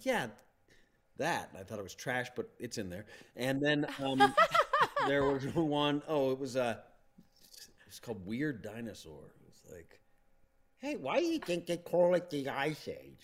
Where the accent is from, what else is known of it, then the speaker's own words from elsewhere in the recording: Plano, Texas, United States; I grew up in Plano, Texas